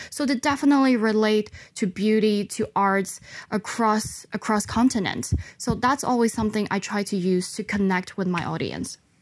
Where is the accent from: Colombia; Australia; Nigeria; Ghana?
Ghana; also born or lived in China; explaining my background of growing up in Africa